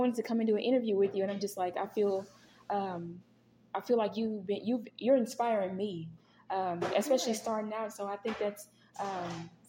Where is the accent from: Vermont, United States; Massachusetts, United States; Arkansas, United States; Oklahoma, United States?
Arkansas, United States; Pine Bluff; I grew up in Pine Bluff.